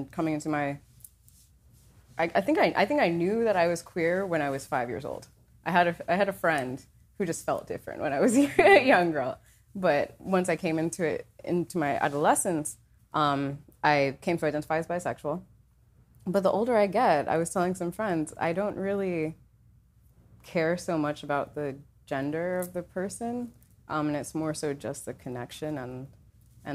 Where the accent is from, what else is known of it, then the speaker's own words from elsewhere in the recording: New York City, New York, United States; moved away as an adult; now in Miami, United States; I'm a New Yorker, born and raised